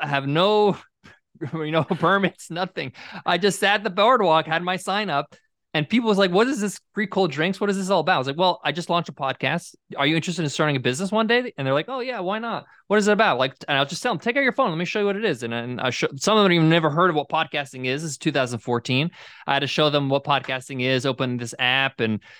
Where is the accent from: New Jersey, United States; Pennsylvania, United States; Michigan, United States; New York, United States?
New York, United States; I'm a New Yorker, so this is not how I grew up, right?